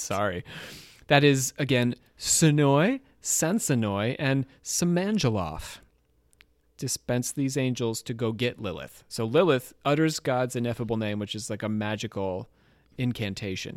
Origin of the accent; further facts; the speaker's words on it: Trenton, New Jersey, United States; moved away; I was from Trenton, and sometimes we called that place No Kingdom there.